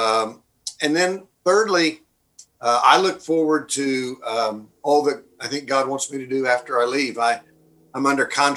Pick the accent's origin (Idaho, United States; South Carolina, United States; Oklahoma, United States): Oklahoma, United States; moved away as an adult; also born or lived in Dallas, Texas / Kansas City / Wheaton, Illinois; I'm an Okie by birth, been born and raised in Oklahoma